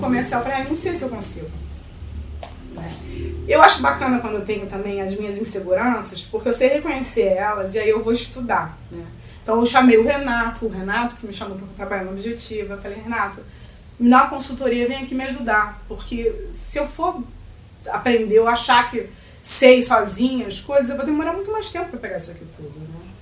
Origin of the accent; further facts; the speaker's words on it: Rio de Janeiro, Brazil; eu não sou gaúcha, eu sou carioca